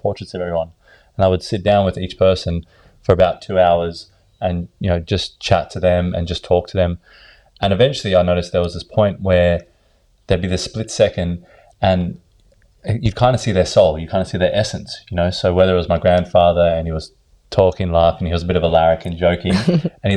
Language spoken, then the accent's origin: English; Sydney, New South Wales, Australia; also born or lived in South Africa / Ireland; I was born in South Africa when I was 2, and my mother brought me over to Australia. grew up in Bondi